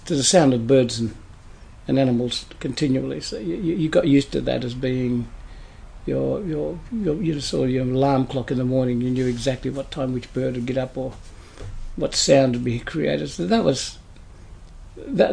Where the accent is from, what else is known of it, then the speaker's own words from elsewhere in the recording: Pinjarra, Western Australia, Australia; also born or lived in Meekatharra, Western Australia; I was brought up in Pinjarra, we weren't actually brought up in a town, we were brought up in the bush